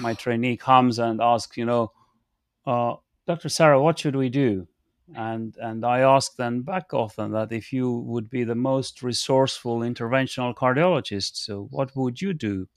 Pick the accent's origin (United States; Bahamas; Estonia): Estonia; moved away as an adult; now in United Kingdom; I'm coming from Estonia and I'm an Estonian.